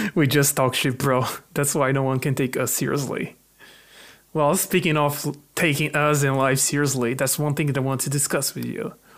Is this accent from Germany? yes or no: no; Brazil; first language Portuguese; English is a second language; moved away as an adult; also born or lived in Ireland; now in United Kingdom; my family immigrated to the Brazil, to Brazil